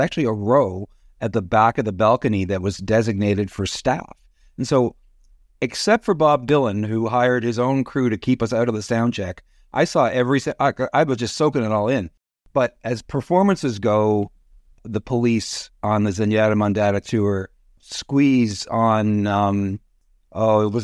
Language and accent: English; Toronto, Ontario, Canada; I grew up in Thorncliffe Park. Had a pretty pretty normal childhood with with some great friends and uh, a lot of road hockey and things like that.